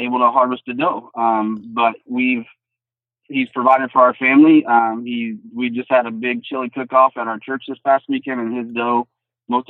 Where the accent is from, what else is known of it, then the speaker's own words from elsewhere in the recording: Southeast Iowa, United States; I'm from Southeast Iowa. Born and raised, only left to go to college and came right back home.